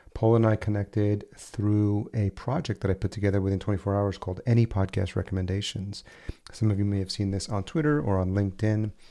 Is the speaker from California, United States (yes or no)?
no; Yonkers, New York, United States; also born or lived in Los Angeles; now in Minnesota, United States; I grew up in Yonkers, New York, just outside the city, and, and that's Westchester County